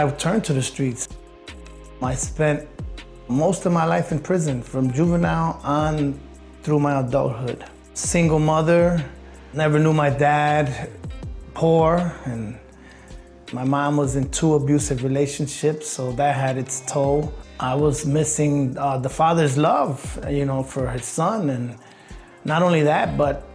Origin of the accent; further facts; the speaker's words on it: Chicago, Illinois, United States; I was born in Chicago, Illinois, in Humboldt Park. From the 70s on through the 90s, it was pretty drastic. Growing up with a single mom